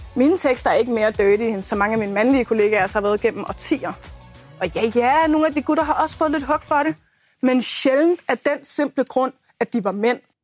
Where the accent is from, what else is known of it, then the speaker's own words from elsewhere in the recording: Hundige, Zealand, Denmark; jeg kommer fra Askerød i Hundi i den sydlige del af Blæstegen